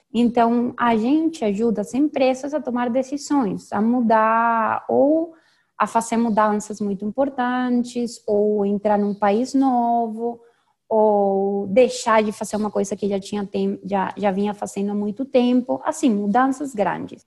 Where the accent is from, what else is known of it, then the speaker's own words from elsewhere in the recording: Venezuela; accent: venezuelana; first language Spanish; Portuguese is a second language; moved away as an adult; also born or lived in Spain / Peru / Panama / São Paulo, Brazil; Eu sou venezuelana, sou engenheira